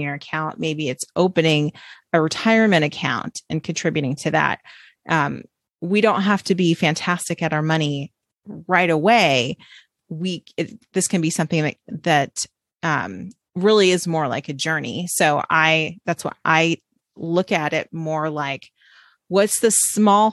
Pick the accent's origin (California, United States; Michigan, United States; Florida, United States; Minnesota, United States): California, United States; Orange County; I grew up in Orange County, California.